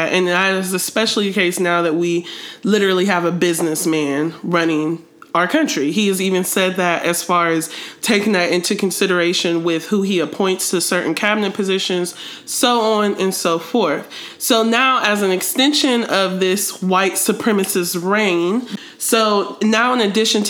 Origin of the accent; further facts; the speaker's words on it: Ohio, United States; people that I grew up with in Ohio